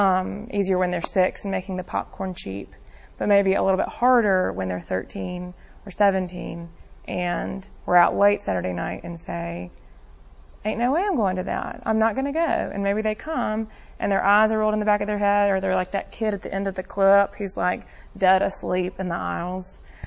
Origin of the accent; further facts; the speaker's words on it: Birmingham, Alabama, United States; I grew up here in Birmingham, so I have limited experience with this